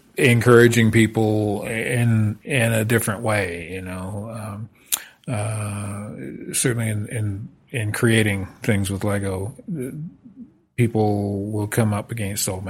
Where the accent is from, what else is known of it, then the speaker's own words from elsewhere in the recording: Saskatoon, Saskatchewan, Canada; also born or lived in Lethbridge, Alberta / British Columbia; now in Meacham, Canada; I born in Lethbridge, but grew up from the age of four in Saskatoon